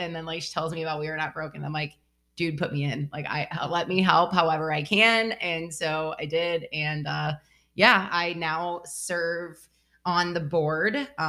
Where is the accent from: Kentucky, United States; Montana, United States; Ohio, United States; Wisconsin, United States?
Ohio, United States; moved away as an adult; also born or lived in Connecticut; now in Texas, United States; So I am originally from Ohio and I've only been here in Texas for 2 years.